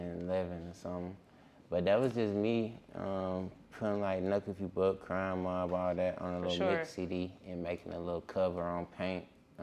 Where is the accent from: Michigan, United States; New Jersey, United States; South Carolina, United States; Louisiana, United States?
South Carolina, United States; Greenville; moved away as an adult; also born or lived in Laurens, South Carolina / Atlanta, Georgia; I'm born in Lawrence, South Carolina. I grew up in Greenville, South Carolina. I moved to Atlanta when I was like 18.